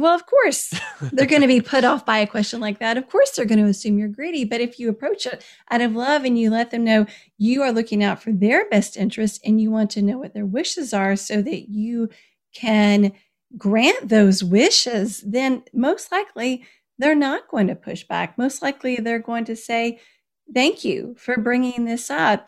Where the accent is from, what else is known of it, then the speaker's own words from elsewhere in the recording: Kentucky, United States; moved away as an adult; also born or lived in Washington, D.C.; when I moved from Washington, D C, back to my home state of Kentucky